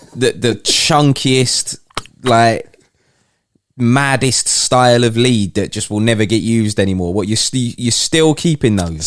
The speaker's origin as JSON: {"language": "English", "country": "United Kingdom", "said": "as a Brit"}